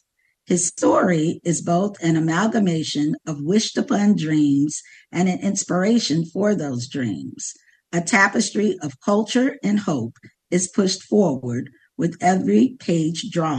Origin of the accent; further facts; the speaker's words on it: Chicago, Illinois, United States; I grew up in Chicago, currently a resident of Chicago, and I grew up on the South Side in Chatham.